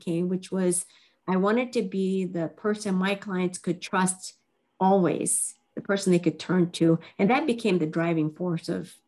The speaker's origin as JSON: {"language": "English", "country": "Japan", "tie": "born there", "said": "I started out as half Japanese, and I was born in Japan. And my father was a Caucasian. My mother was Japanese. And I lived with my grandmother my first 5 years."}